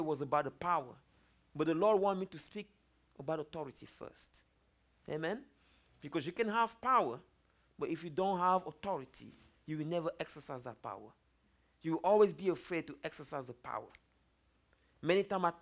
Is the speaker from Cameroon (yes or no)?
yes; Cameroon; moved away; I'm originally from Africa, Cameroon